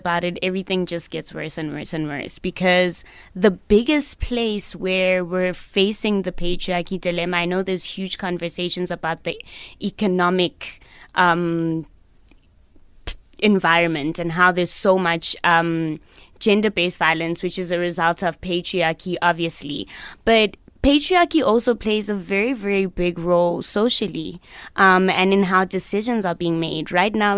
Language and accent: English; South Africa; as a South African girl